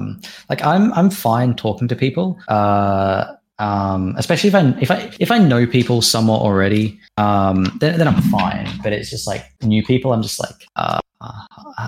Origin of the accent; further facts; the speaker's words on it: Australia; as an Australian